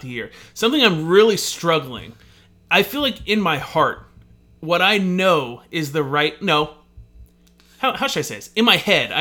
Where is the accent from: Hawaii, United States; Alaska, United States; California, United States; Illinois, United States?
Hawaii, United States; we're from Hawaii